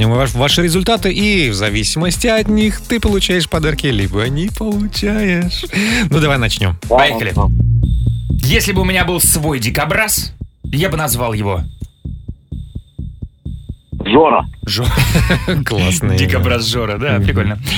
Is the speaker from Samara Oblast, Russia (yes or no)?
yes; Tolyatti, Samara Oblast, Russia; Я из города Тольятти.